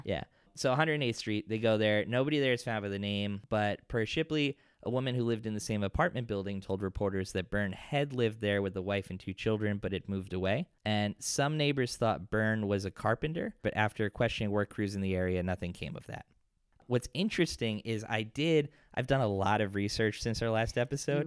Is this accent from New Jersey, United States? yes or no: yes; Ringwood, New Jersey, United States; growing up in Ringwood